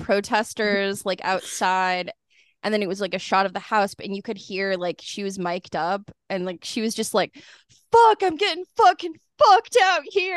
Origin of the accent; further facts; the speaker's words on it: Kansas, United States; also born or lived in Lawrence, Kansas; growing up in Kansas and then, like, in Lawrence